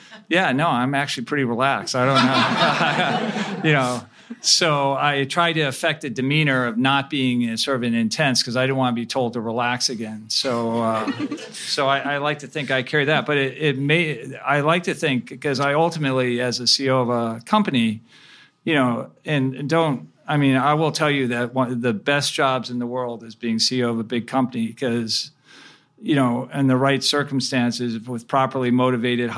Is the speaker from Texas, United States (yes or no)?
no; Chicago, Illinois, United States; also born or lived in Cleveland, Ohio; I spent most of my growing up years in the Chicago area.